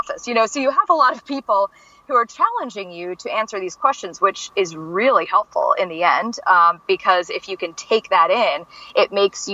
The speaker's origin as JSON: {"language": "English", "town": "Baltimore", "region": "Maryland", "country": "United States", "said": "I'm from Baltimore City originally. I am a classic city person"}